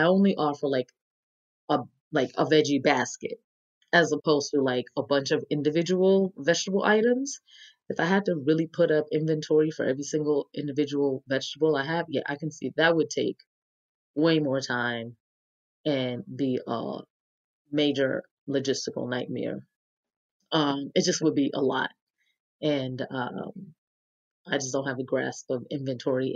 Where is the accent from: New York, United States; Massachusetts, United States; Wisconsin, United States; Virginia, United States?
New York, United States; now in Atlanta, United States; I'm from New York